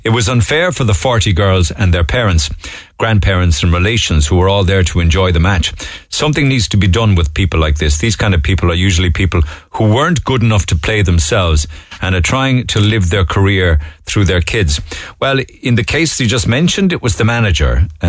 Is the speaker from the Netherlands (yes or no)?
no; Cork, Munster, Ireland; now in Manchester, United Kingdom; I'm from Cork myself … I'm teaching Rosie about how integral your show is to everyone in Cork in the mornings.